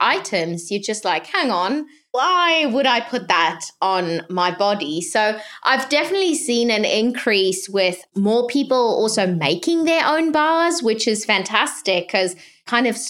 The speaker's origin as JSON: {"language": "English", "country": "South Africa", "tie": "born or raised there", "said": "growing up in South Africa"}